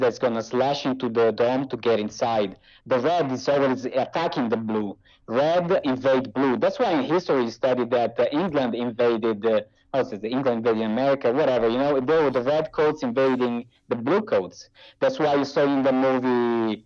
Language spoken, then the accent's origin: English; Brazil; moved away; I came from Brazil.